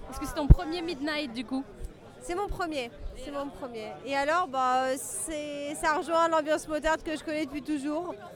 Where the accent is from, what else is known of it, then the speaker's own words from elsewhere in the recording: Brittany, France; moved away as an adult; now in Paris, France; quand tu as 18 ans, j'habitais en Bretagne. Hein, je viens de Bretagne